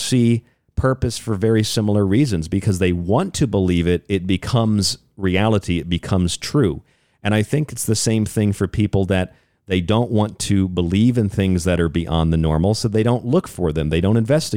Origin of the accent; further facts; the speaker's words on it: St. Petersburg, Florida, United States; now in Phoenix, United States; I'm from St. Pete, Florida